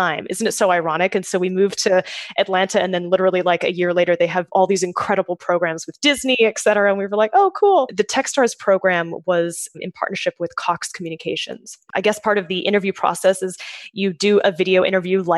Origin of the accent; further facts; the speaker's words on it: Sydney, New South Wales, Australia; now in New York, United States; I'm from Sydney, so close, just a short plane ride away from Melbourne. But yes, so from Australia originally, I moved to the US when I was